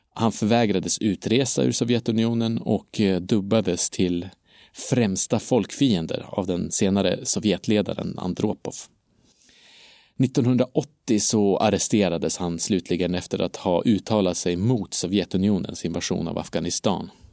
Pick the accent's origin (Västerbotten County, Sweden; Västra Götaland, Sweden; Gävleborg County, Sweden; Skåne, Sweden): Västerbotten County, Sweden; Umeå; Umeå, där jag kommer ifrån